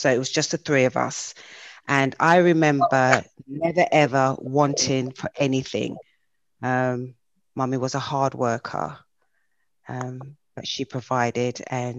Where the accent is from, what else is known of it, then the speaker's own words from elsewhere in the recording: London, United Kingdom; moved away as an adult; also born or lived in Bushey / Hendon; now in United States; All right, so I was born and bred in London, England, born in Watford Bushy, and lived in Hendon as a young child, as a baby. And then I remember we moved to Kilburn. So Kilburn, I would have to say, was my roots.